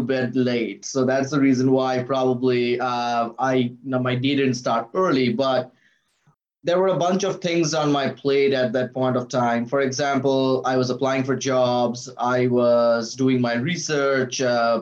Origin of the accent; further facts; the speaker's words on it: India; moved away as an adult; also born or lived in Reno, Nevada, United States; now in Seattle, United States; I'm from India, so it's from University of Calcutta in Kolkata, India